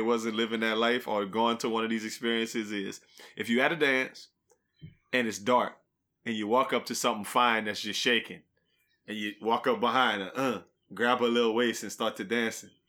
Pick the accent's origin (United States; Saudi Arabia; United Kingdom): United States; Louisiana; growing up in Louisiana, we like Louisiana things.